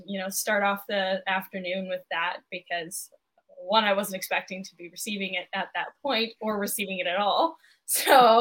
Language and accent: English; Calgary, Alberta, Canada; moved away as an adult; I'm from Calgary